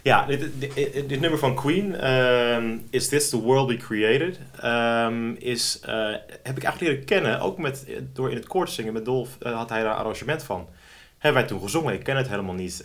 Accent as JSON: {"language": "Dutch", "town": "Driehuis", "region": "North Holland", "country": "Netherlands", "tie": "born or raised there", "said": "Om precies te zijn kom ik uit Driehuis."}